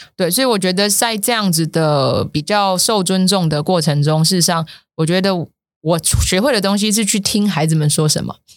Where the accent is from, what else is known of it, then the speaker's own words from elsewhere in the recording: Taiwan; moved away as an adult; 我回来台湾十年了